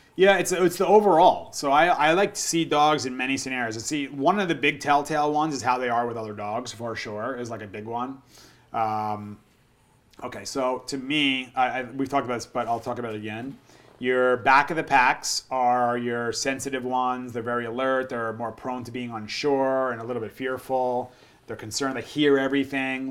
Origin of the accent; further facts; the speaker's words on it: United States; I grew up in Jersey or New York, and I played sports